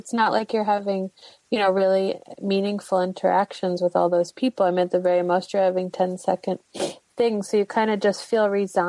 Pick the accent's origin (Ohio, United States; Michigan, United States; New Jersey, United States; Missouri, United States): Missouri, United States; St. Louis; moved away as an adult; now in New York, United States; I'm from St. Louis. Okay. St. Louis, Missouri. Yeah. I grew up there, and then I also went to college there, and then I kind of never went back.